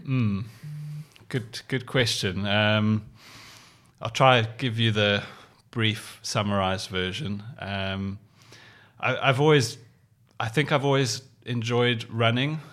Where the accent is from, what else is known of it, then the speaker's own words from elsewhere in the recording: Cape Town, Western Cape, South Africa; growing up in Cape Town